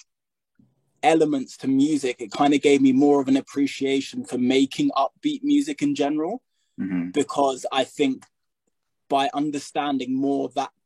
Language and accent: English; United Kingdom; also born or lived in United States; now in England; I'm British, you know, I was only in America for a year